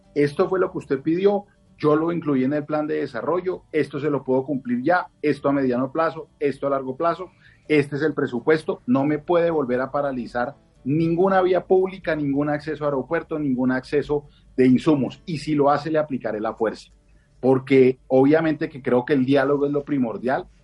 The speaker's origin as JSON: {"language": "Spanish", "region": "Bogotá", "country": "Colombia", "said": "como bogotano"}